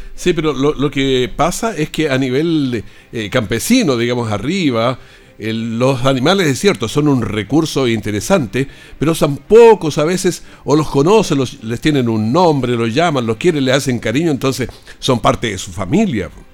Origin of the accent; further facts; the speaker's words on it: Potrero Grande, Maule, Chile; yo soy de Potrero Grande, yo soy, pero por allá arriba donde no anda nadie